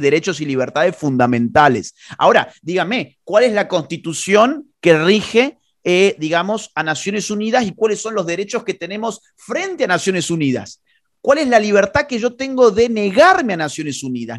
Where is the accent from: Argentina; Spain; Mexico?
Argentina; Yo soy un ciudadano argentino